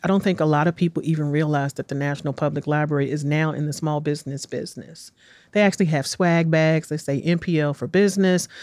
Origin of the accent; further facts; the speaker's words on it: Washington, District of Columbia, United States; moved away as an adult; also born or lived in Los Angeles / New York; now in Nashville, United States; I was born and raised in Washington, D C in nineteen sixty-nine.